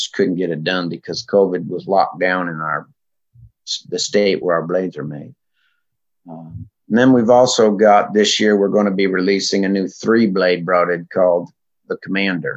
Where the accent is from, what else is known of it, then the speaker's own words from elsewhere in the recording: Vermont, United States; also born or lived in California; I call myself a Vermonter, even though I was born in California, but Vermont is where I really got my outdoor seeds planted